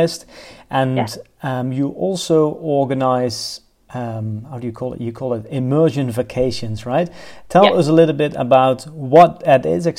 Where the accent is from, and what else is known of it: Netherlands; English is a second language